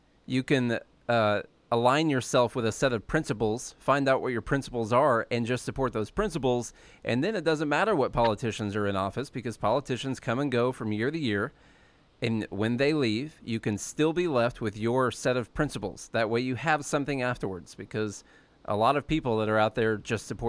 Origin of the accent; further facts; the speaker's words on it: Southern Illinois, United States; moved away as an adult; Charlie and I are both from Southern Illinois